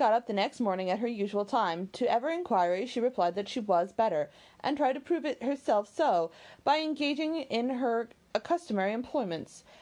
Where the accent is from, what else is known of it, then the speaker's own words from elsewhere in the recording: the American West, United States; I grew up in the West and Pony Express was really big